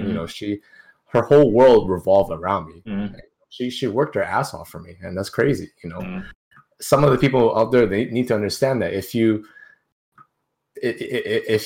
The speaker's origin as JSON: {"language": "English", "country": "Canada", "tie": "born or raised there", "said": "We're in Canada, so technically I was born in Canada, so I am a Canadian"}